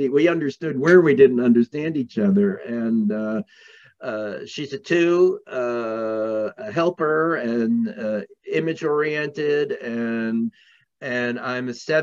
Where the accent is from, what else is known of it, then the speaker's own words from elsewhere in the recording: New York, United States; I grew up in New York, in Manhattan, where there was the highest percentage of psychiatrists anywhere